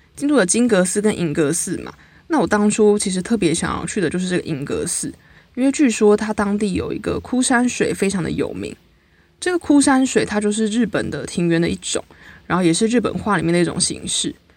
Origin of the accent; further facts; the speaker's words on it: New Taipei, Taiwan; 我都会直接说我是大西北市，但我觉得就是一个大台北地区嘛